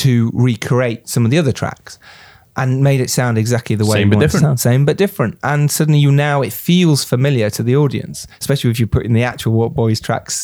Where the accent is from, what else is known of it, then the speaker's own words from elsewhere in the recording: Harrogate, Yorkshire and the Humber, United Kingdom; now in London, United Kingdom; growing up in Yorkshire and then coming down to London